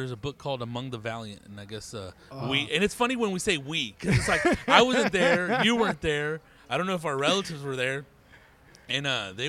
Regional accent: Riverside, California, United States; I was born and raised in Riverside

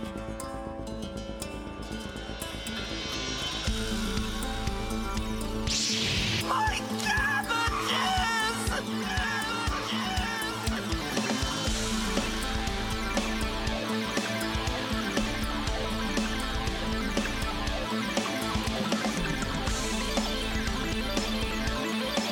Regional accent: Outer Banks, North Carolina, United States; also born or lived in Elizabeth City, North Carolina; I was born in Elizabeth City, raised on a farm in the Outer Banks

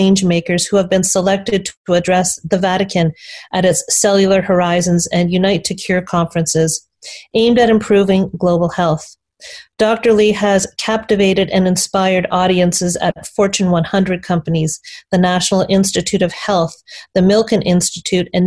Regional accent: Canada; I'm really proud to be Canadian.

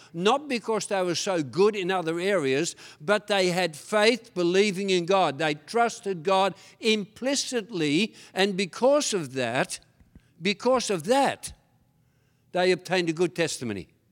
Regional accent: Tasmania, Australia; English is a second language; also born or lived in Netherlands; When my father and mother took me from Holland all the way to Australia, Tasmania, and I went from having two grandmothers, having about twenty uncles and aunties, to having nothing at all, and I got into trouble straight away 'cause I couldn't speak a word of English

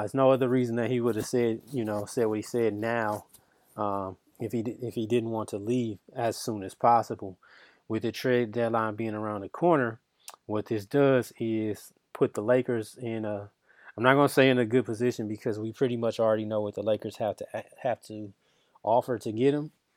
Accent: Michigan, United States; I'm from Michigan

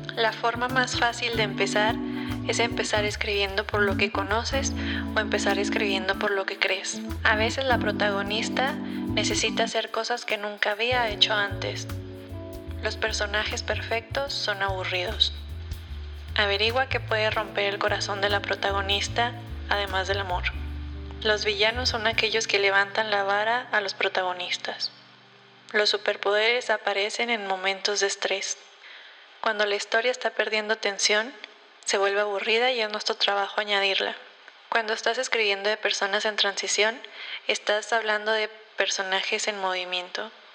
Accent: Mexico; moved away as an adult; me abren las puertas por ser mexicana

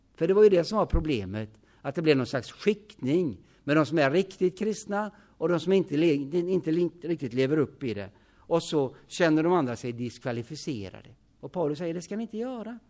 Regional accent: Hyssna, Västra Götaland, Sweden; I Hyssna där jag är född

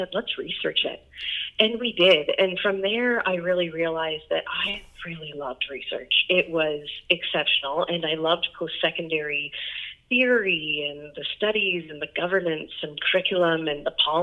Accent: Ontario, Canada; moved away as an adult; also born or lived in Hamilton, Ontario / Toronto, Ontario; now in St. John's, Canada; I actually grew up in Hamilton, Ontario is where I was born. And so I was born in the city. My parents were both from there, but they moved very quickly. I was only 5 years old, hadn't quite started school yet, and they decided to haul us out to the country

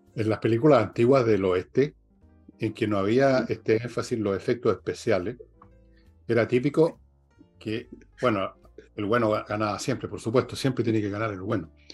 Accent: Valparaíso, Chile; cuando yo las vi en el cine de Cabro, la vi en el San Luis, en la punta del Cerro Alegre, en Valparaíso, con toda la patota del barrio

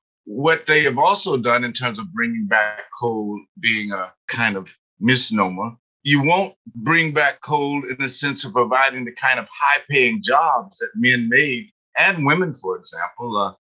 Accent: Harlan County, Kentucky, United States; And all that coal came out of where I grew up in Harlan County, Kentucky.

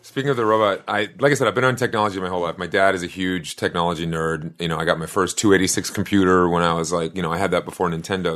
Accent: Boston, Massachusetts, United States; I grew up in the South End of Boston

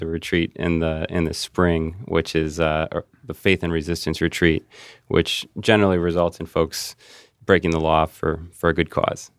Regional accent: Cincinnati, Ohio, United States; moved away as an adult; also born or lived in Saint Louis / Kansas City; I grew up in Cincinnati

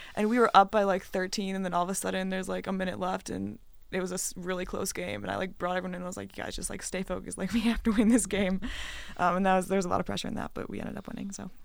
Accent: Wisconsin, United States; moved away; I'm from Wisconsin and I used to go to games at the Cole Center all the time

